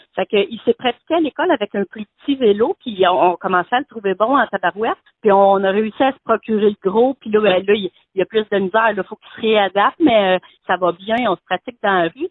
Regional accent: Shawinigan, Quebec, Canada; Je viens de Shawinigan

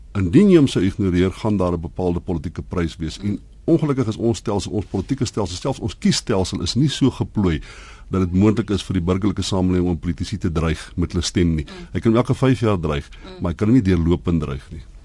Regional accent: South Africa; ons almal as Suid-Afrikaners

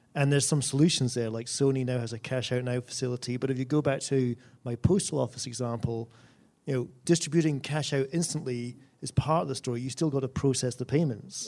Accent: Scotland, United Kingdom; my home country of Scotland

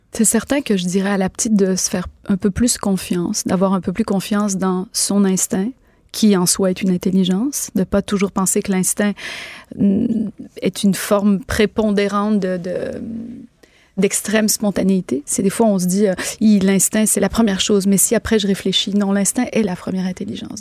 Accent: Quebec, Canada; chez nous au Québec

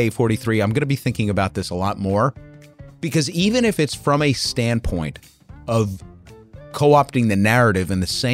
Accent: California, United States; As a Californian, I'd personally like for Mississippi and red states like that to stop benefiting from my Californian taxes

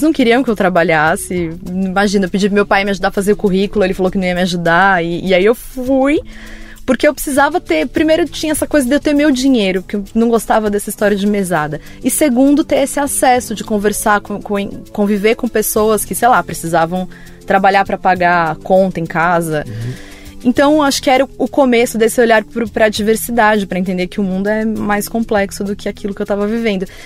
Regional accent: Vinhedo, São Paulo, Brazil; eu sou de São Paulo, mas eu cresci em Vinhedo, que é aqui no interior de São Paulo

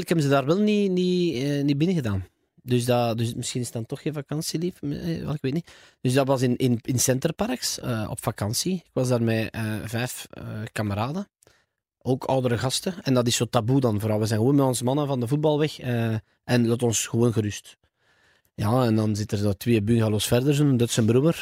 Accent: Flanders, Belgium; als Vlamingen

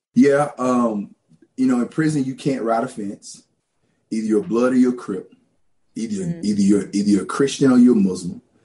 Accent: Louisiana, United States; moved away; also born or lived in Los Angeles, California / Ohio; I was born in Los Angeles, California. And my parents left California in the late 80s, and we migrated to Louisiana and grew up in Louisiana, very rural

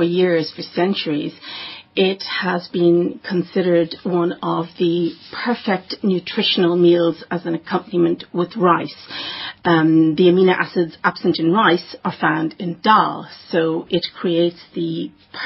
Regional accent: Dublin, Leinster, Ireland; accent: Irish; also born or lived in Durban, South Africa; now in South Africa; I was born in Durban, South Africa. I was raised in Dublin. I hail from Dublin. I'm extremely Dublin

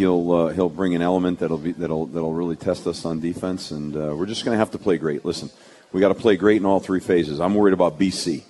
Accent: Connecticut, United States; I'm really proud as a Connecticut. I was born and raised in Connecticut

